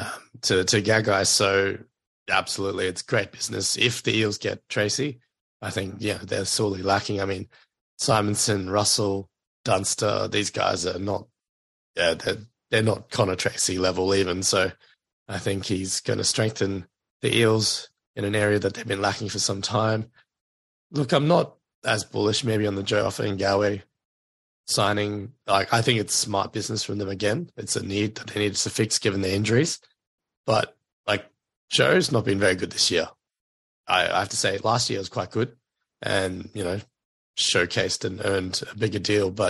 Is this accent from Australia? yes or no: yes; Queensland, Australia; as a Queenslander